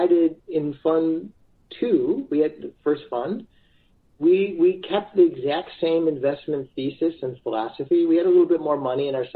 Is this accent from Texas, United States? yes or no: no; Chicago, Illinois, United States; I'm from Chicago. We're from the Midwest